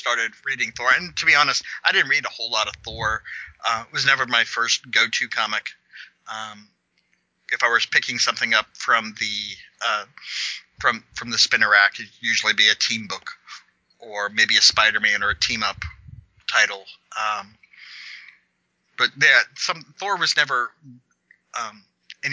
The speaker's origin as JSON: {"language": "English", "region": "Kansas", "country": "United States", "said": "I'm from Kansas."}